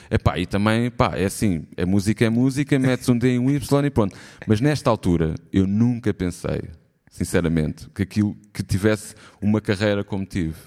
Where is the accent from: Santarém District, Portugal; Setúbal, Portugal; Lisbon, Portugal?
Lisbon, Portugal; na minha terra, em Alvalade, toda a gente me chamava …